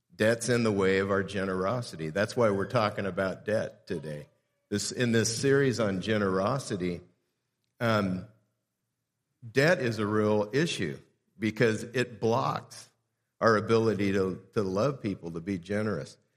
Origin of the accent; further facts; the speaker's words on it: South Gate, California, United States; I grew up in Southgate, California, which is about eight and a half miles from downtown L